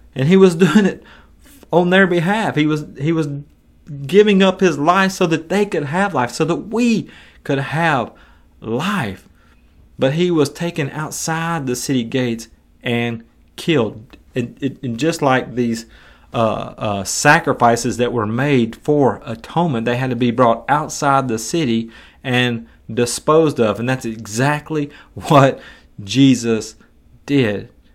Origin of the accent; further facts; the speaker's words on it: United States; I'm an American who's living in two thousand and twenty-two